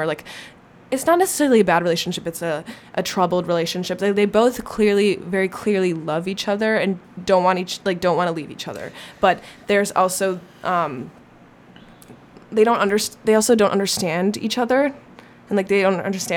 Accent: Minnesota, United States; I want to like leave this small town, except I'm from Minnesota

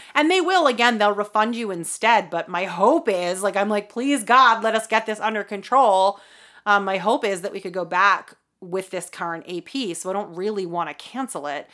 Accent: Boston, Massachusetts, United States; we're from the Boston area

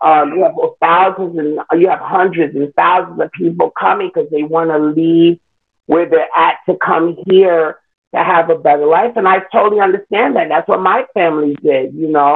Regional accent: New York City, New York, United States; I was born in Queens. I am a Queens native New Yorker

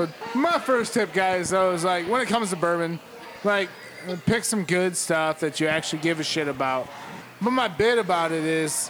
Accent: Kentucky, United States; we're from Kentucky, so we know barbecue.

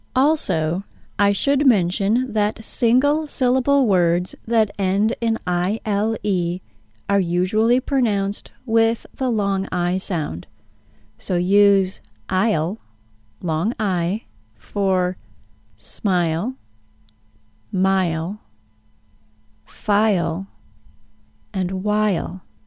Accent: United States; accent: American; my American accent

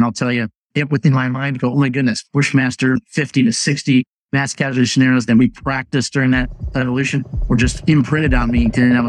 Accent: Cleveland, Ohio, United States; moved away as an adult; I grew up in Cleveland, Ohio

